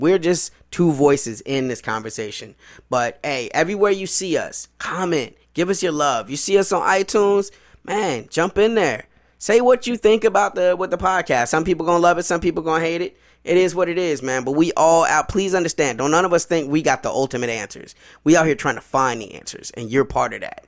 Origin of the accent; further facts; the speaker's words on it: Chicago, Illinois, United States; moved away; also born or lived in the South (US); When I grew up in Chicago was, I was a Southsider